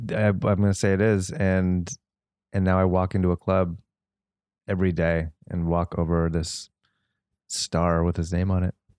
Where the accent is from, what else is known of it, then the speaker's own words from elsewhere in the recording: Los Angeles, California, United States; as a kid, I grew up in the Valley